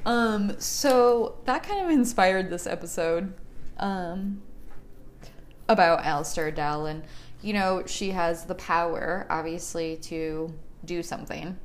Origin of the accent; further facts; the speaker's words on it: Chicago, Illinois, United States; now in Phoenix, United States; I am also from Chicago, born and raised. We moved to Phoenix in 1999